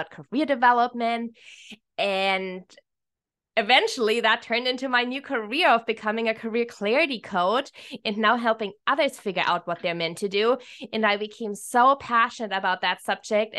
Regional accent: Germany; moved away as an adult; now in Hawaii, United States; I'm originally from Germany

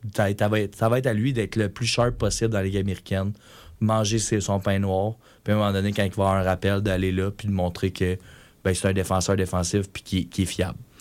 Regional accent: Quebec, Canada; moi en tant que Québécois

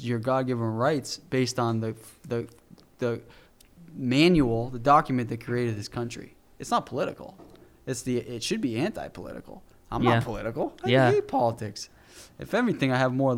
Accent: southern New Hampshire, United States; also born or lived in Massachusetts / Rhode Island; I grew up in southern New Hampshire.

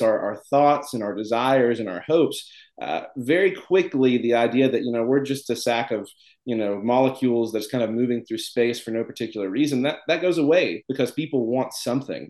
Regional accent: Tennessee, United States; I'm from Tennessee

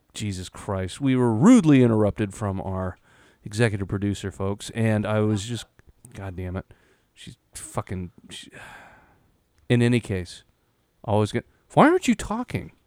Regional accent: Yakima, Washington, United States; We're fucking Hicks from Yakima

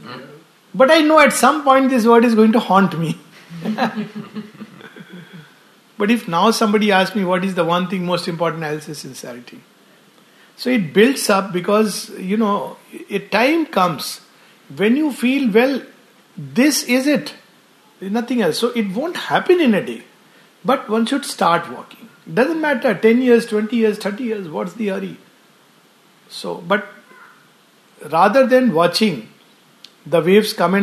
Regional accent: India

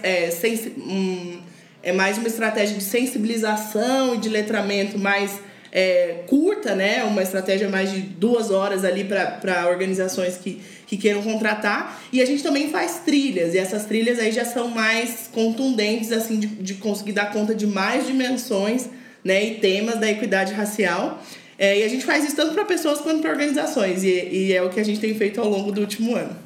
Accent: Curitiba, Paraná, Brazil; eu cresci em Curitiba

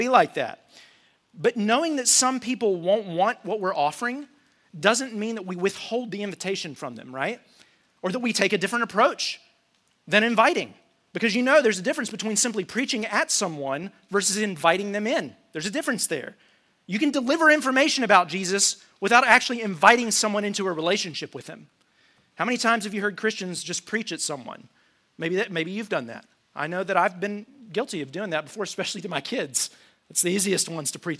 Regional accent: United States; I'm an American

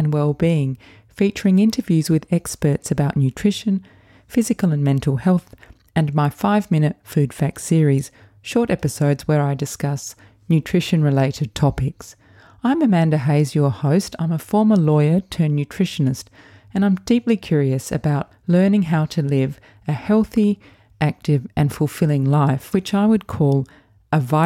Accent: Adelaide, South Australia, Australia; moved away as an adult; people from Adelaide, to leave for a while and then come back. That's what I did as well

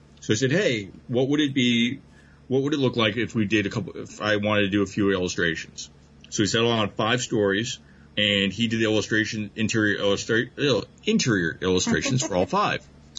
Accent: New York, United States; I'm from New York.

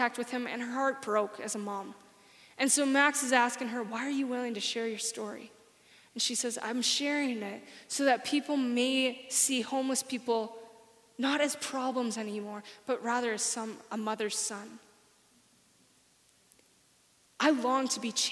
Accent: Saskatchewan, Canada; now in Alberta, Canada; I'm from Saskatchewan. I don't really like Saskatchewan. I'm glad I'm in Alberta.

